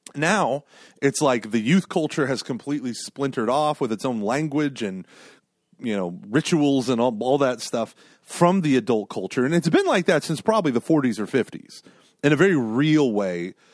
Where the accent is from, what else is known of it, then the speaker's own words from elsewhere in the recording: Broken Arrow, Oklahoma, United States; I was a little kid growing up in Broken Arrow, Oklahoma.